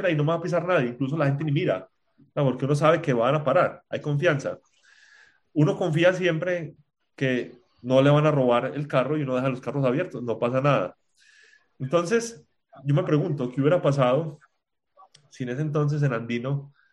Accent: Spain; moved away; Yo vine de España y dije, yo voy a confiar en la gente.

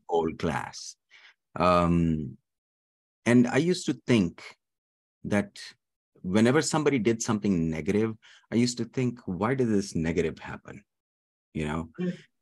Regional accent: Dubai, United Arab Emirates; also born or lived in Pakistan / Kentucky, United States; now in Richmond, United States; I was born in Pakistan, but raised in the Middle East, Dubai

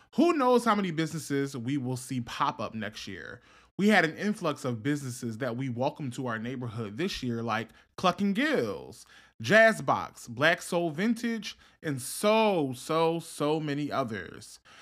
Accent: Philadelphia, Pennsylvania, United States; I was born and raised in Germantown

